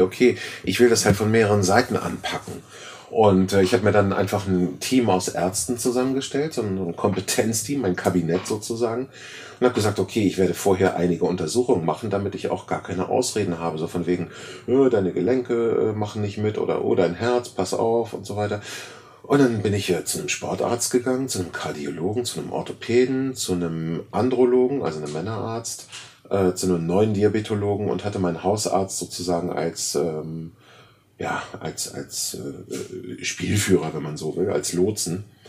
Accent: Germany; Wir sind als Deutsche

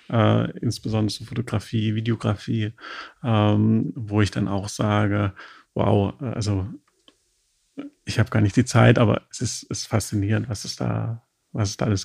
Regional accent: Berlin, Germany; da profitierten wir als Berliner Instagrammer, muss ich schon sagen, auch davon, dass Berlin ja auch eine Ausstrahlung hatte

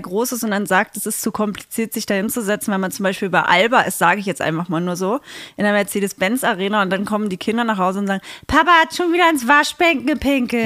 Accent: Saxony-Anhalt, Germany; in Sachsen-Anhalt ehrlich gesagt auch, da wo ich herkomme

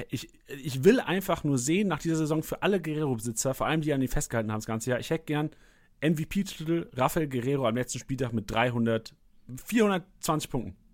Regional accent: Bielefeld, North Rhine-Westphalia, Germany; aber als Bielefelder, so, ja, als okay. Bielefelder.

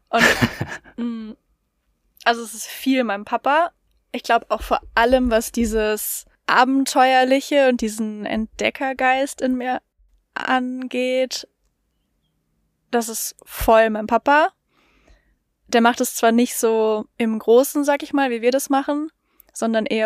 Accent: Krefeld, North Rhine-Westphalia, Germany; also ich komme ja aus Krefeld

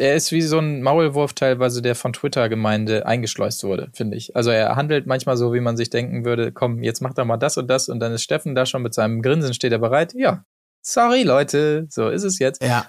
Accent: Hamburg, Germany; wir sind halt auch Hamburger

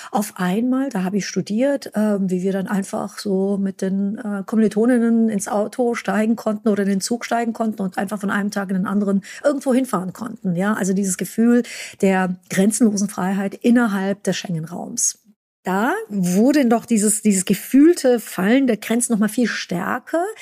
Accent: Ulm, Baden-Württemberg, Germany; Ich bin in Deutschland geboren und groß geworden, in Ulm, und dann mussten wir sehr lange fahren, bis wir dann irgendwann mal am Checkpoint Charlie ankamen

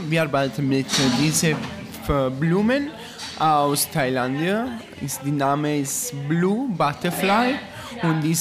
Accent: Naples, Campania, Italy; German is a second language; now in Berlin, Germany; Ich bin, ja, ich bin aus Neapel ist eine Stadt von Italien.

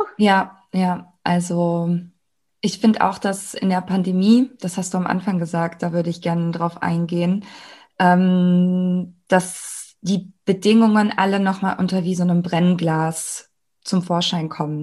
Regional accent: Germany; ich bin ja in Deutschland geboren, ich habe hier ganz normal, äh, bin ich hier zur Schule gegangen

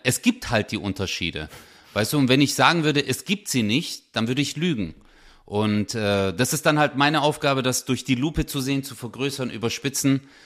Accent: Stuttgart, Baden-Württemberg, Germany; bin ja hier in Deutschland geboren, aufgewachsen

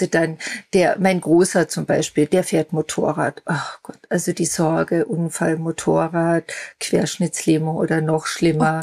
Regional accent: Austria; moved away; also born or lived in Germany; nach Österreich in meine alte Heimat zu ziehen

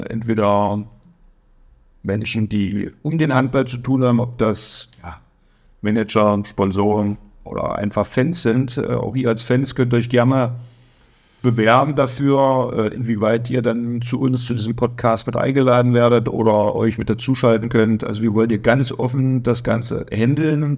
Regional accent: Magdeburg, Saxony-Anhalt, Germany; accent: Berliner; now in Kraichgau, Germany; Bin beim SC Magdeburg groß geworden

